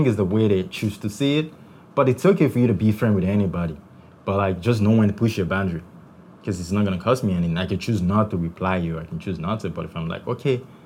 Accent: Nigeria

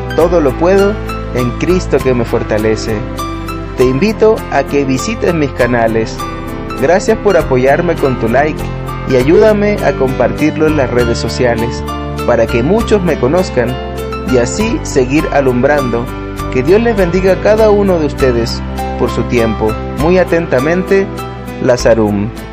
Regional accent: Argentina; Nací en Argentina en el año 1965

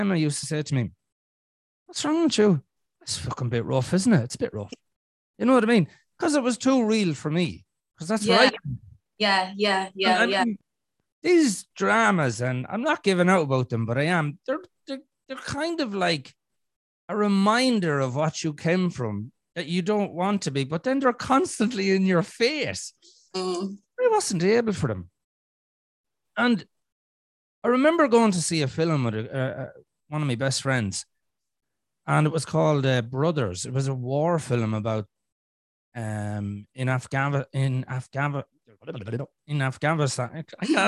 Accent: Ireland; in Ireland, we have a program called EastEnders

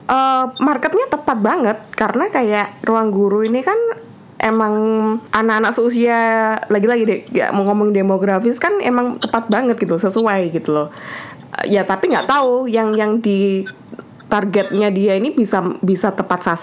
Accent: Indonesia; aku bilang juga aku dari Indonesia ya so easy like that gitu

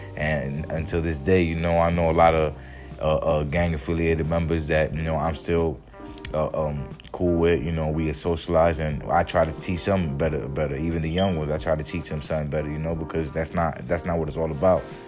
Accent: Jersey City, New Jersey, United States; also born or lived in New York City, United States; now in Miami, United States; Jersey City. That's where I'm from

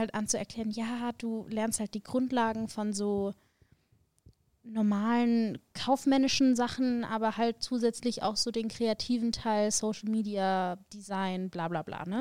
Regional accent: Augsburg, Bavaria, Germany; moved away as an adult; now in Munich, Germany; ich bin geboren in Augsburg, das ist nicht ganz so weit von München.

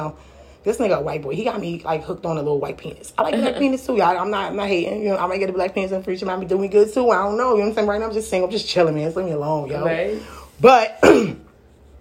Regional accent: New York City, New York, United States; I'm really from Brooklyn

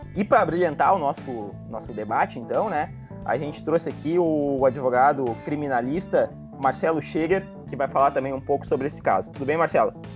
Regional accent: Rio Grande do Sul, Brazil; aqui no Rio Grande do Sul, e todos nós aqui somos gaúchos

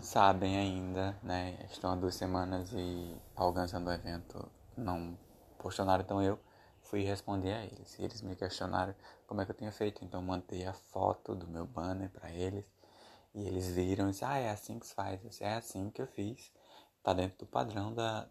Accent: Brazil; Eu sou brasileiro

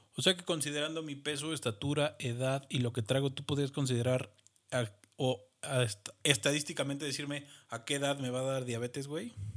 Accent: Mexico; como mexicano

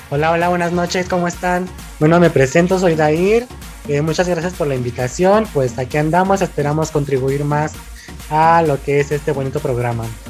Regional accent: Chihuahua, Mexico; soy originario de Chihuahua

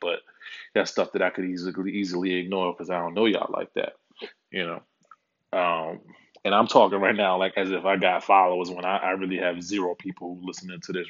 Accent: New York City, New York, United States; also born or lived in Dallas, Texas; now in California, United States; born and raised in Harlem

